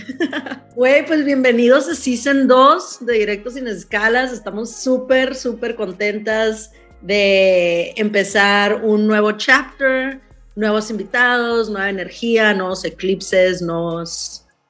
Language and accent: Spanish; Mexicali, Baja California, Mexico; now in San Diego, United States; Yo vivo en San Diego, las dos vivimos en San Diego, pero somos de Mexicali.